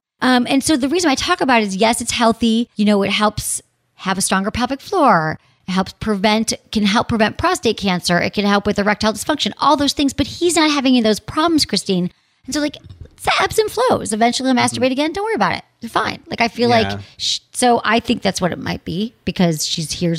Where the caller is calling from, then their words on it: Michigan, United States; I'm from Michigan and I'm 23 years old.